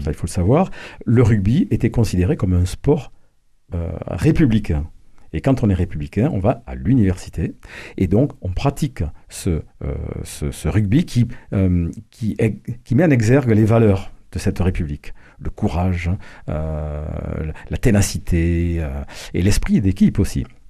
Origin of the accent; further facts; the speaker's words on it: Toulouse, Occitania, France; Je suis un Toulousain de Toulouse, né à Toulouse, effectivement, je vis à Toulouse.